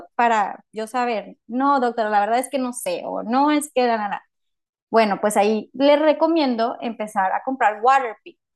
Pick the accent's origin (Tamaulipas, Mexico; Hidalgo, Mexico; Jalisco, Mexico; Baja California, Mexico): Tamaulipas, Mexico; Matamoros; moved away as an adult; now in Monterrey, Mexico; yo originalmente no soy de Monterrey, yo soy de Matamoros, Tamaulipas.